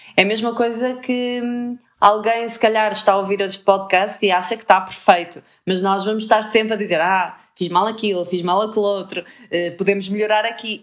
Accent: Porto, Norte, Portugal; accent: Porto; o meu sotaque a Porto fica cada vez mais, mais acentuado.

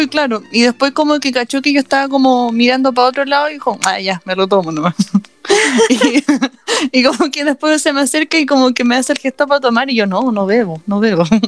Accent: Chile

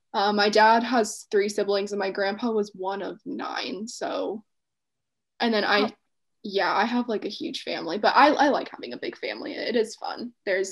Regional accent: United States; I grew up in the US.

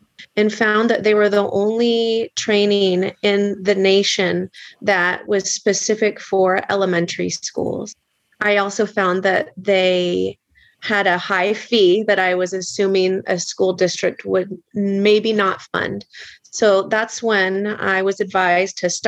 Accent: Petaluma, California, United States; I was born and raised in Petaluma

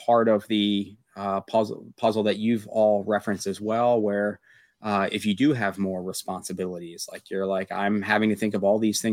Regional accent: Pennsylvania, United States; I grew up in Amish country area of Pennsylvania, very, very homogenous

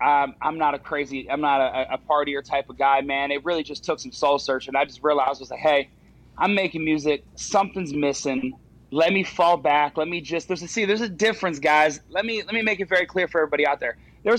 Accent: Charleston, West Virginia, United States; also born or lived in Morgantown, West Virginia; I grew up in Charleston, West Virginia. So Morgantown was obviously a natural progression.

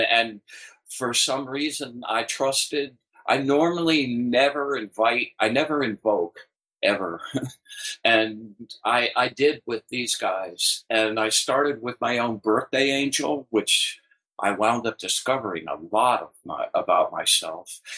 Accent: Atlanta, Georgia, United States; I grew up in Atlanta and my first gig was at Atlanta Magazine

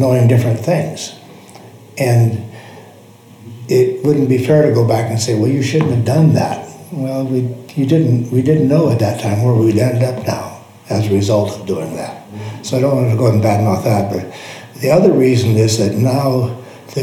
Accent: Missoula, Montana, United States; Missoula, Montana

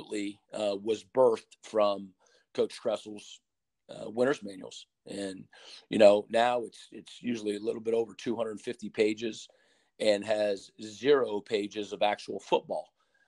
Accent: Ohio, United States; I'm from Seattle in Ohio

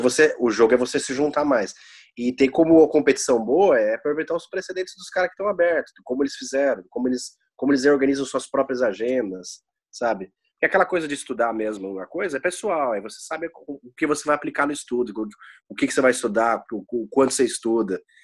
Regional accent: São Paulo, Brazil; moved away as an adult; a gente é de São Paulo

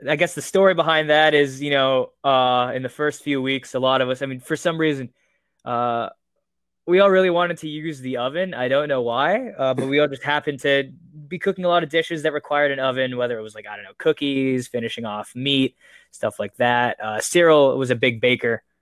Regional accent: Las Vegas, Nevada, United States; my hometown, Las Vegas

